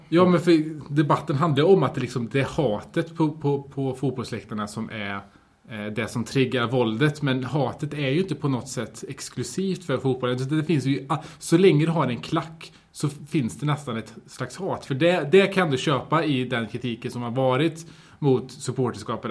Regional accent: Sweden; jag har vuxit upp här i Kasa

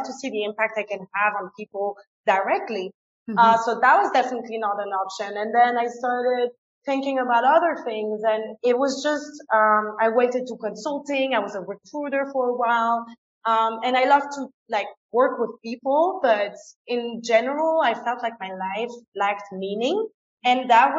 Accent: France; first language French and German; English is a second language; moved away as an adult; also born or lived in England; now in Ecuador; I was born and raised in France, but I went to a German school. So I grew up with both languages

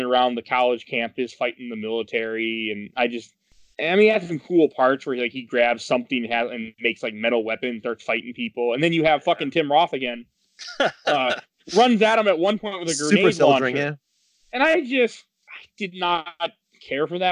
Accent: Milwaukee, Wisconsin, United States; Milwaukee, Wisconsin, which is my hometown

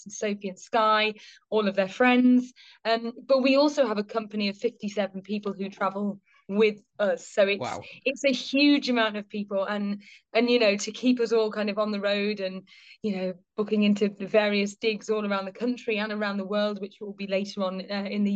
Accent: Liverpool, North West England, United Kingdom; I grew up in Liverpool

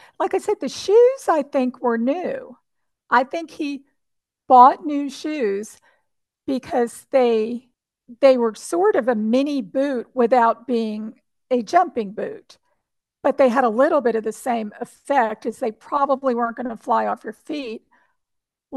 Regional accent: New Jersey, United States; now in Central Texas, United States; I grew up in New Jersey

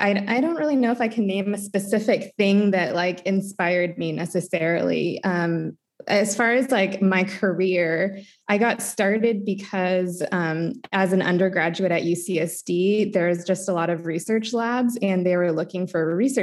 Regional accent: Fresno, California, United States; moved away as an adult; now in San Diego, United States; I grew up in Fresno, California, and moved here to do my undergrad in San Diego

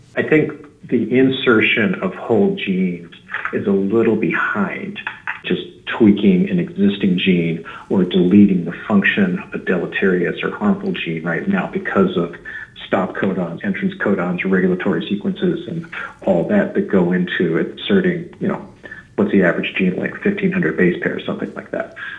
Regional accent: just outside of Philadelphia, New Jersey, United States; moved away as an adult; now in California, United States; I'm originally from New Jersey, just outside of Philadelphia, and I've been living in California for about 28 years

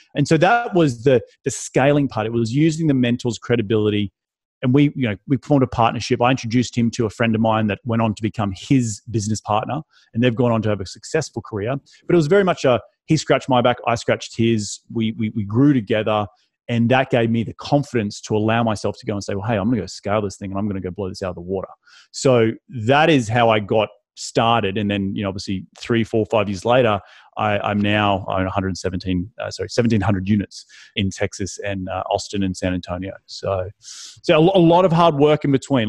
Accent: Australia; moved away as an adult; also born or lived in London, United Kingdom; now in United States; I'm from Australia.

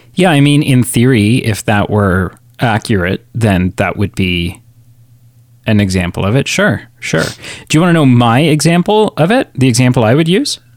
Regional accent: Canada; a two-year-old Canadian in nineteen ninety-four

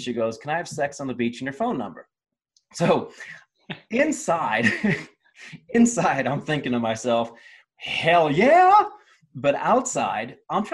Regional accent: Ohio, United States; All the values I had when I was growing up in Ohio

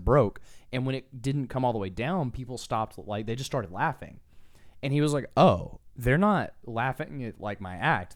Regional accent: Texas, United States; as Texans

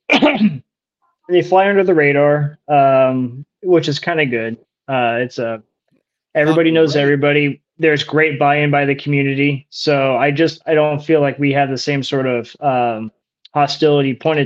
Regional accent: Missouri, United States; I'm from Missouri. It's a show me state.

